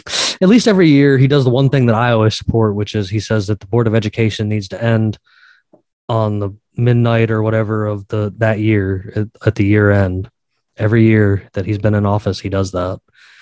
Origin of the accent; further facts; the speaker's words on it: Georgia, United States; In my home state down here in Georgia